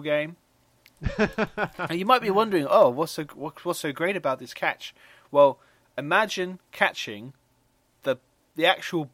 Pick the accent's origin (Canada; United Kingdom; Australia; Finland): United Kingdom; we are British